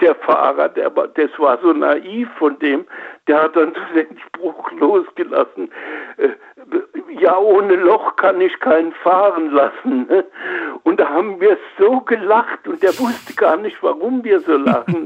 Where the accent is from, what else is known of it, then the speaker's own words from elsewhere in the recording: Oppenheim, Rhineland-Palatinate, Germany; ich bin in Oppenheim am Rhein geboren